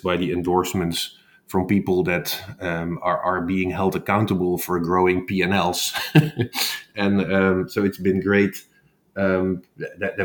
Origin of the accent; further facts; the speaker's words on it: Netherlands; moved away as an adult; also born or lived in Bay Area; born and raised in the Netherlands